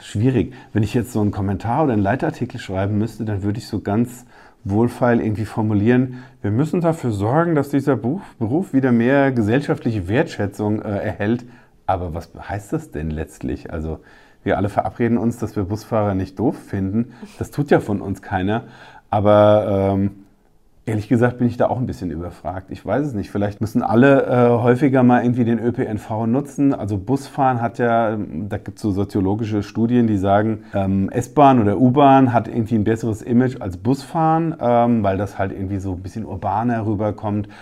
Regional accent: Rheingau-Taunus-Kreis, Hesse, Germany; bei uns im Rheingau-Taunus-Kreis

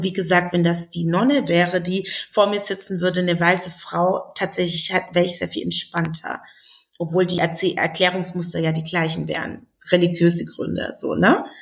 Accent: Southern Germany, Germany; Ich komme aus Süddeutschland, das heißt, auf dem Land sieht man noch sehr viel auch ältere Frauen, die dann und wann eben auch ähm, Kopfbedeckungen tragen.

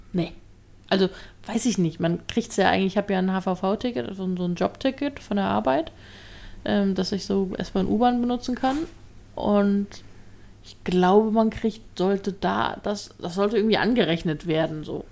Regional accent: Hamburg, Germany; als Hamburger ist man das gewohnt

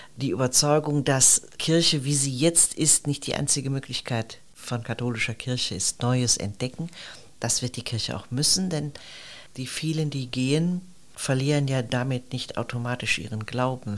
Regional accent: Neuss, North Rhine-Westphalia, Germany; Ich bin Rheinländerin, in Neuss aufgewachsen, eine Stadt etwa 30 Kilometer von Köln.

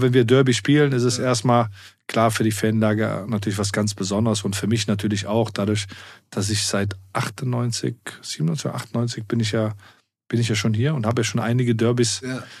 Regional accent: Germany; dadurch, dass ich in zwei Kulturen groß geworden bin, ähm, mit meiner arabischen Herkunft und ähm, aber hier auch groß geworden bin in Deutschland

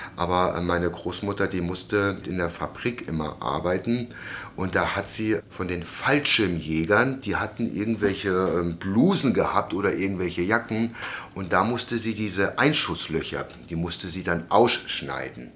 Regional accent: Germany; wir uns deutsche Sinti grundweg als deutsches Sinti und auch als Deutsche verstehen

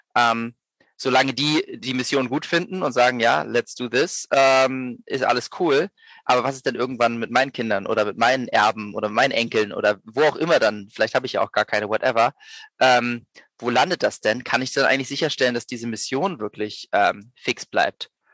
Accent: Berlin, Germany; moved away as an adult; also born or lived in Vienna; Ich komme ursprünglich aus Berlin, bin dann äh, zum Studieren nach Wien gegangen

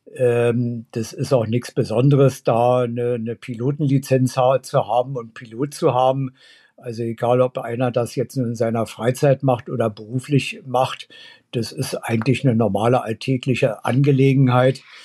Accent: Berlin, Germany; Also ich bin ja in, in West-Berlin aufgewachsen

